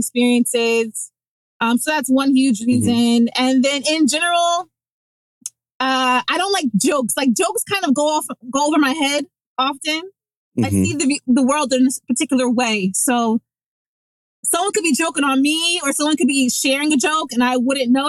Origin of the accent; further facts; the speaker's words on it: Teaneck, New Jersey, United States; I'm from Jersey. I'm from Teaneck, New Jersey, the suburbs.